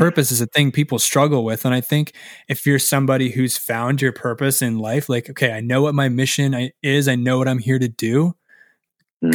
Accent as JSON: {"language": "English", "country": "Canada", "said": "as Canadian as I must be"}